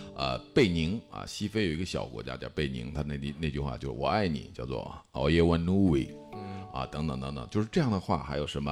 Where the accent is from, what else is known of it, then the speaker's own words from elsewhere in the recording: China; 我们是中国人